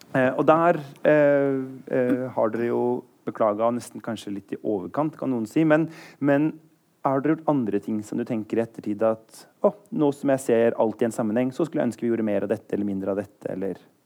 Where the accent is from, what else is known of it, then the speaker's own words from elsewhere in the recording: Eastern Norway, Norway; Jeg er på sånn fornavnskjør fordi jeg kommer fra Østlandet